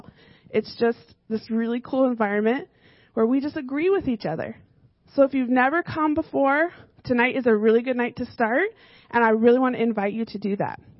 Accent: Arizona, United States; now in Fairfield, United States; So I grew up in Arizona

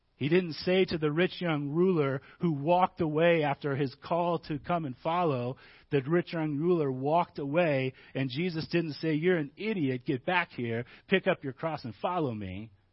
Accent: Midwest, United States; moved away; Growing up in the Midwest

